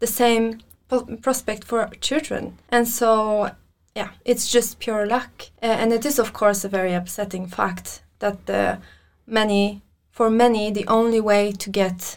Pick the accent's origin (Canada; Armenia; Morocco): Armenia; now in Norway; I'm from Armenia.